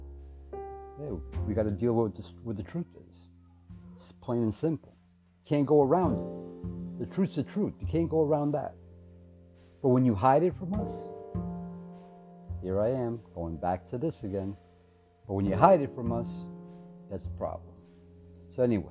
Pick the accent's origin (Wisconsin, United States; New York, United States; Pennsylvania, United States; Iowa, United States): New York, United States; New York City; I'm proud to be a New Yorker